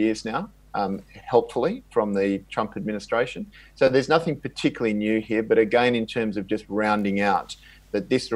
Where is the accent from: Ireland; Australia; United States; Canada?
Australia